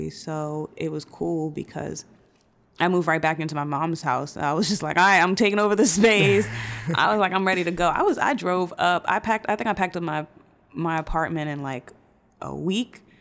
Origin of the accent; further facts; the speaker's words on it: Brooklyn, New York, United States; but growing up in New York and growing up in Brooklyn, the the idea of what fun is, or what nightlife is